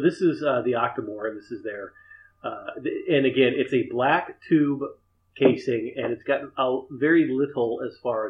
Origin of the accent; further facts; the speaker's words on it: United States; being an American